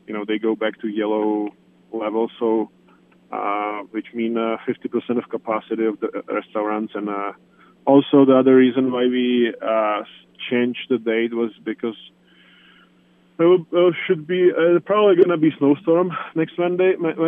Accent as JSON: {"language": "English", "country": "Czechia", "moved": "yes"}